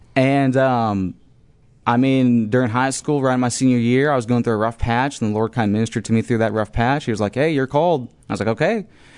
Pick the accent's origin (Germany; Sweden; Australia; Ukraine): Ukraine; also born or lived in United States / Estonia / Latvia / Lithuania; I mean, I was born in Las Vegas, and I grew up in Ukraine. I lived in Estonia, Latvia, and Lithuania for a little while.